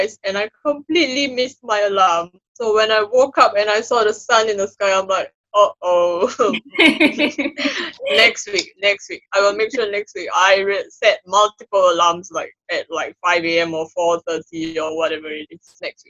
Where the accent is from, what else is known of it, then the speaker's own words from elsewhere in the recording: Singapore; also born or lived in North of England; now in United Kingdom; Singaporean transplants to Britain